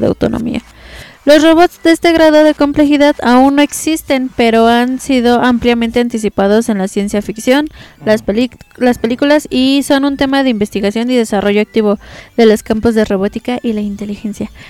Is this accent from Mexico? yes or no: yes; Mexico; nosotros como mexicanos